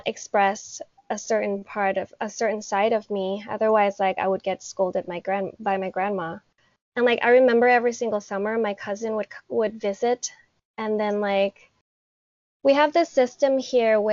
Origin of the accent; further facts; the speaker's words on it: Bangkok, Thailand; I have lived in Thailand my entire life. I was born and raised in Bangkok